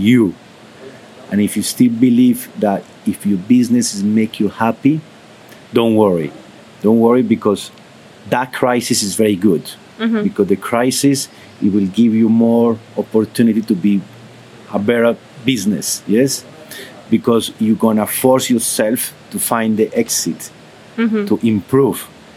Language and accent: English; Colombia; English is a second language; I'm from Colombia